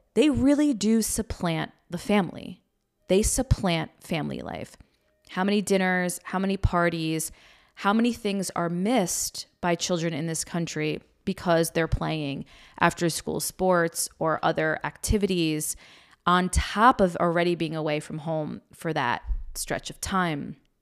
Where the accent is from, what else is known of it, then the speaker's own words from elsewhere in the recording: United States; We grew up right outside New York City, in a suburb outside New York City